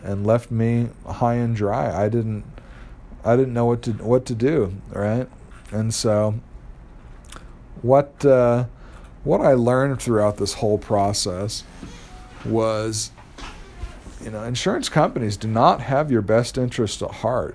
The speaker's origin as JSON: {"language": "English", "town": "Los Angeles", "region": "California", "country": "United States", "also_born_or_lived": "Utah", "moved": "as an adult", "said": "I was from Los Angeles"}